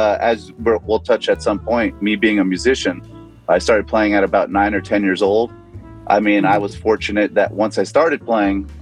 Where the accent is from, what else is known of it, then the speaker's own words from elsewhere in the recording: New Jersey, United States; I was born in New Jersey